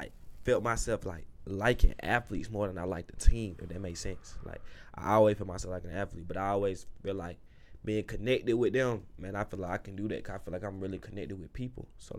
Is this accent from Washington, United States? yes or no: no; Atlanta, Georgia, United States; Man, I'm from Southside, Atlanta, Georgia. You know, College Park area